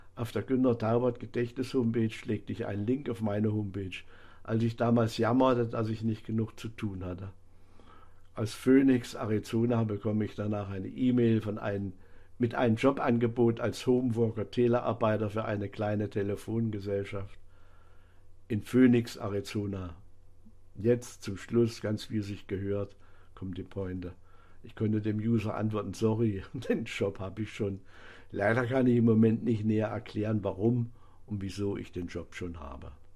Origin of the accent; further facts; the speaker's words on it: Bad Salzungen, Thuringia, Germany; meiner Heimatstadt Bad Salsung